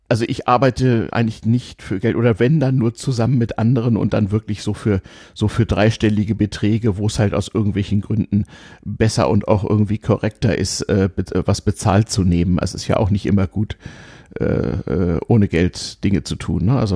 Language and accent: German; Hamburg, Germany; bin ich in Hamburg aufgewachsen bei zwei Großelternpaaren, die nicht weit voneinander weg wohnten